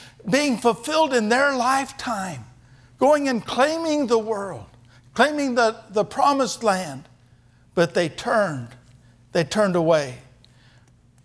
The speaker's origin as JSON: {"language": "English", "region": "Kansas", "country": "United States", "tie": "born or raised there", "also_born_or_lived": "Germany", "moved": "as an adult", "said": "I was raised doing that in Kansas"}